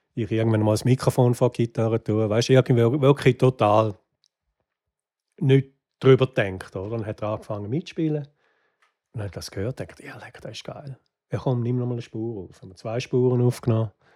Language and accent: German; Wattwil, St. Gallen, Switzerland; moved away as an adult; now in Los Angeles, United States; ich bin am Toggenburg aufgewachsen